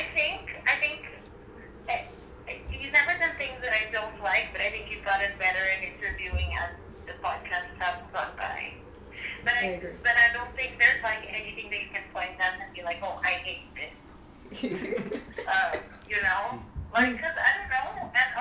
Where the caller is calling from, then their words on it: Philadelphia, Pennsylvania, United States; I'm phoning you from Philadelphia.